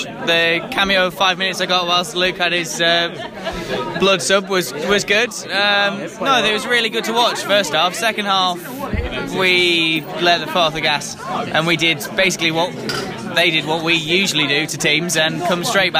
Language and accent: English; Nether Kellet, North West England, United Kingdom; accent: northern; moved away; I'm northern, so I'm from Lancaster originally. Well, just outside of Lancaster.